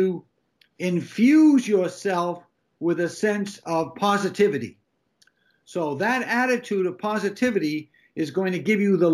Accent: Massachusetts, United States; moved away; I was born in 1948 in Massachusetts

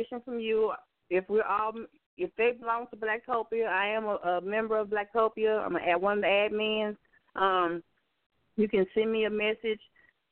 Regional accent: Arkansas, United States; here in my hometown in Arkansas

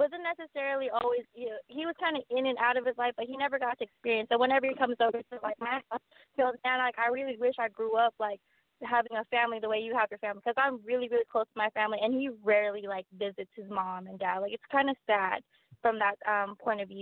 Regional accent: Carson, California, United States; I'm from Carson, California

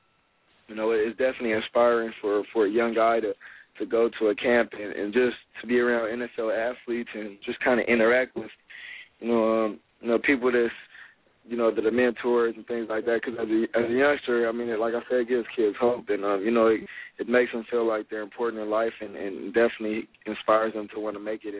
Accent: Los Angeles, California, United States; also born or lived in Long Beach; I grew up in Los Angeles, California, like South Central, but I went to Long Beach Poly High School

